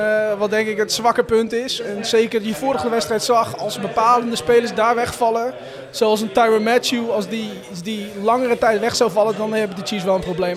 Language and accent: Dutch; Gorinchem, South Holland, Netherlands; ik kom uit Gorkum.